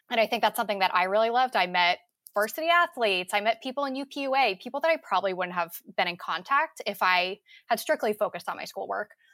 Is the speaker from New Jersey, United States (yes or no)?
yes; New Jersey, United States; I also from, am from out of state. I'm from New Jersey